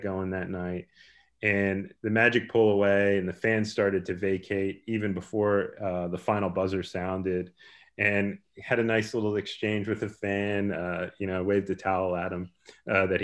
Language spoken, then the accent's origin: English; United States; I grew up in the New Jersey, New York City area